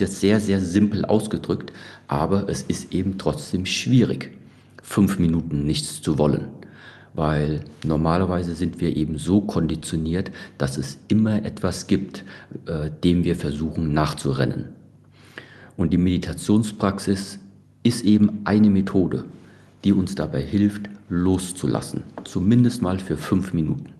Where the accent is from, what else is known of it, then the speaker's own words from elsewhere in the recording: Germany; bin ich ganz normal in Deutschland aufgewachsen und äh, bin da ja auch zur Schule gegangen